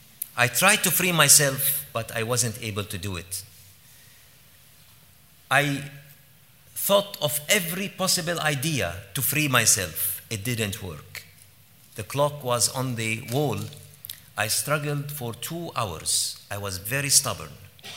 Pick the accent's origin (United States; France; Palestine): Palestine; Jerusalem; born there; I was born in Jerusalem in 1967 during the Arab-Israeli War. And I was born exactly during the war.